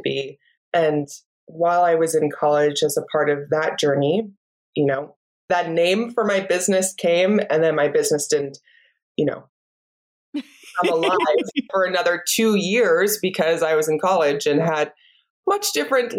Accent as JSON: {"language": "English", "region": "Iowa", "country": "United States", "tie": "born or raised there", "moved": "yes", "said": "I am a Midwest girl, just like you, born and raised in Iowa"}